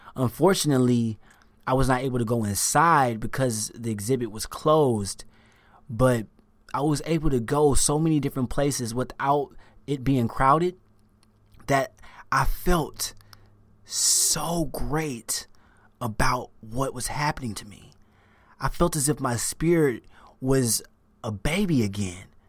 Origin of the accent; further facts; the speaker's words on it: the South, United States; moved away; I'm from the South. I was raised Southern Baptist